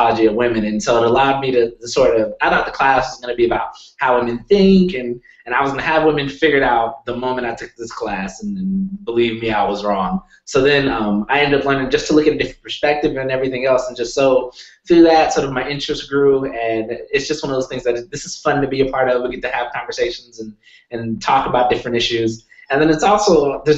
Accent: Sacramento, California, United States; also born or lived in San Francisco, California / Denver, Colorado; So I'm from California. I was born in San Francisco, and San Francisco is very diverse.

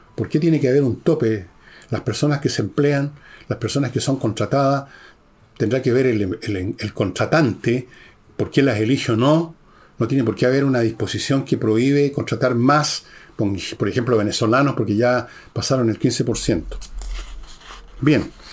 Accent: Chile; como chileno

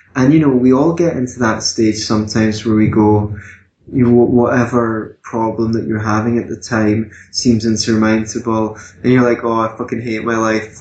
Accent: Glasgow, Scotland, United Kingdom; now in Edinburgh, United Kingdom; I come from Scotland as well. I come from Glasgow as well, although I live in Edinburgh now

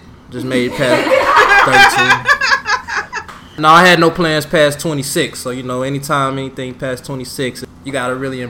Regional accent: Cleveland, Ohio, United States; now in Miami, United States; I'm originally from Cleveland.

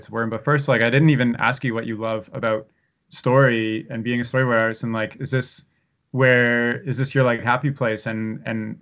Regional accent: Canada; I'm a Canadian myself

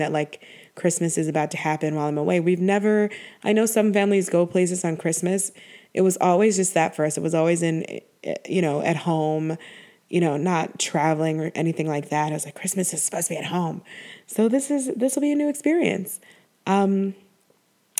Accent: Buffalo, New York, United States; I grew up in Buffalo, New York

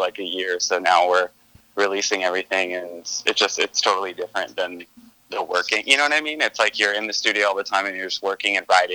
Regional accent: Stockton, California, United States; I grew up in Northern California in Stockton.

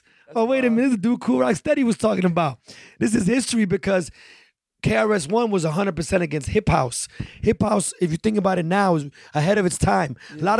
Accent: Chicago, Illinois, United States; moved away as an adult; also born or lived in the Bronx; we still growing up in Chicago in the early 90s

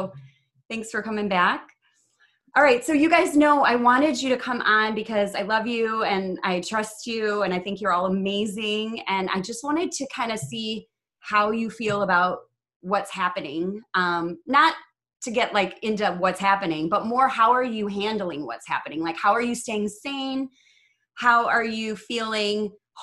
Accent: Chicago, Illinois, United States; I'm from Chicago

